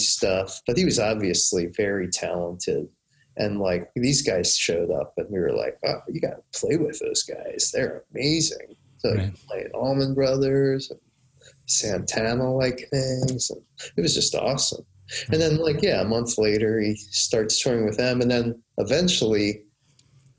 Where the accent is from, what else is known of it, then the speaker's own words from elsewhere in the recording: West Chester, Pennsylvania, United States; moved away as an adult; also born or lived in Goddard College, Vermont; I grew up outside of Philadelphia in the mainline suburbs, Westchester, Pennsylvania